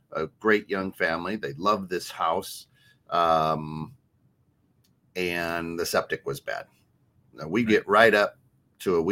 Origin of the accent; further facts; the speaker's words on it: Iowa, United States; I'm from Iowa